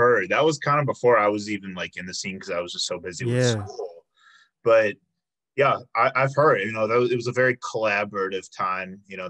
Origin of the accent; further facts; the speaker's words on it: Chicago, Illinois, United States; moved away as an adult; now in Milwaukee, United States; I'm from Chicago, but I came here for UWM